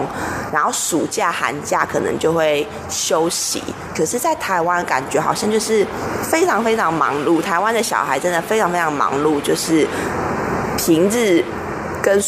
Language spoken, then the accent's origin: Chinese; Shanghai, China; 这个目的就是因为我们从小在大陆念书嘛，在上海念舞蹈学校